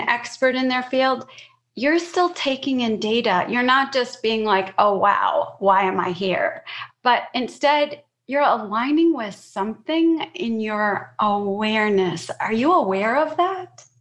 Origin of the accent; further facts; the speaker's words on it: Chicago, Illinois, United States; I grew up in Chicago